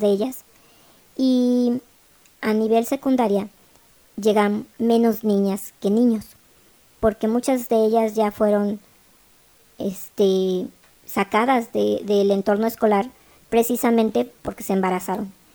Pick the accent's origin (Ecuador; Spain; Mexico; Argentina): Mexico; somos mexicanos todos